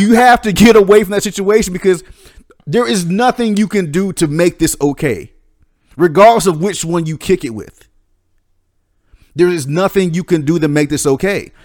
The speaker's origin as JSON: {"language": "English", "region": "the South", "country": "United States", "tie": "born or raised there", "said": "growing up in the South, it's kind of a different kind of a, of a, a tradition."}